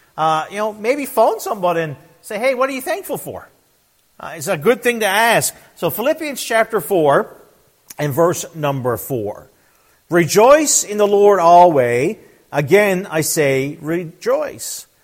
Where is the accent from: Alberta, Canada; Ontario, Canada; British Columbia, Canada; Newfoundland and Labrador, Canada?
Newfoundland and Labrador, Canada; also born or lived in Fox Island River / Trout River / St. John's; I was born and raised in Newfoundland, Canada